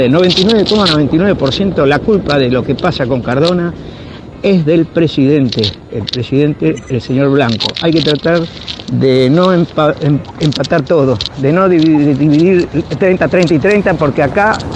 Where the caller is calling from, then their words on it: Buenos Aires, Argentina; de Barracas.